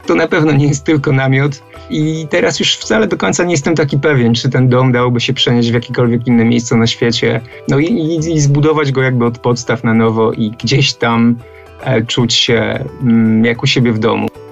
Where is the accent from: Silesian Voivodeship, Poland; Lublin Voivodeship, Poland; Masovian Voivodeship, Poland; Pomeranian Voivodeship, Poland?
Masovian Voivodeship, Poland; Trąbki; Ja urodziłem się w dosyć małym takim miasteczku, ni to miasto, ni to wieś. Nazywa się Trąbki, niektórzy mówią Huta Czechy pod Garwolinem.